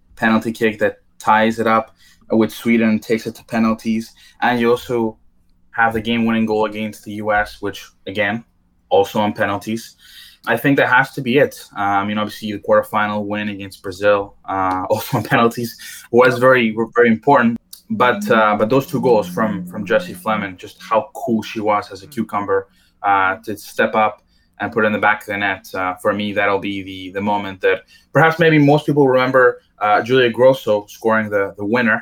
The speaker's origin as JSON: {"language": "English", "town": "Edmonton", "region": "Alberta", "country": "Canada", "tie": "born or raised there", "said": "her hometown, which is Edmonton, which is also my hometown"}